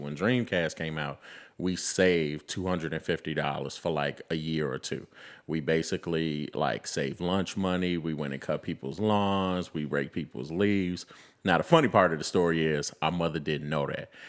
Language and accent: English; Chicago, Illinois, United States; also born or lived in Memphis, Tennessee; I am a, uh, Chicago Southside native